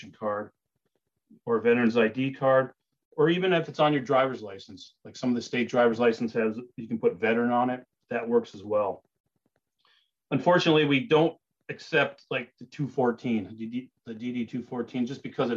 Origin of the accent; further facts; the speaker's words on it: Marquette, Michigan, United States; moved away as an adult; also born or lived in Wisconsin; I grew up in Marquette